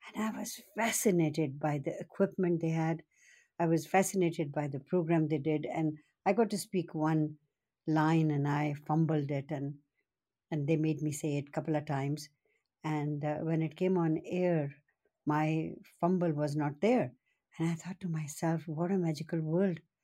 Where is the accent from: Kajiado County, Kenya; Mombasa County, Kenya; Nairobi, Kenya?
Nairobi, Kenya; now in British Columbia, Canada; I was born and brought up in Kenya